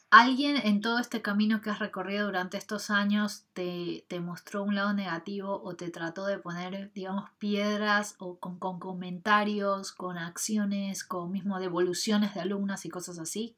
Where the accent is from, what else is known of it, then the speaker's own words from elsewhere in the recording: Ecuador; estuve así también 3, 4 años dictando clases de danza en mi país, en Ecuador